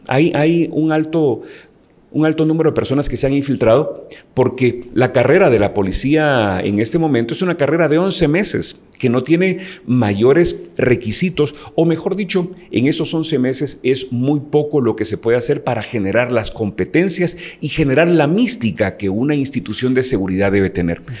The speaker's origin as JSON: {"language": "Spanish", "country": "Guatemala", "said": "me siento dichoso de ser guatemalteco"}